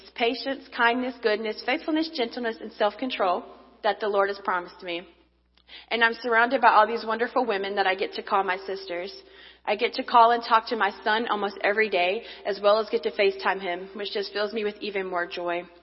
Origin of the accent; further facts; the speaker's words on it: North Carolina, United States; born and raised in North Carolina.